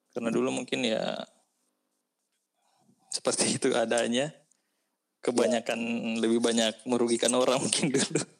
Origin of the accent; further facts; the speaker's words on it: South Sulawesi, Indonesia; apalagi kalau daerah-daerah kayak kita kan daerah-daerah kampung kita kan dari daerah Bugis gitu kan